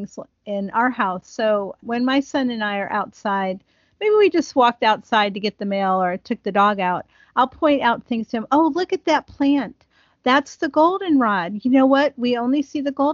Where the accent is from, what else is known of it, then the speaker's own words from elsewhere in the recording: Ohio, United States; I grew up in Ohio, and there's a tree called the buckeye tree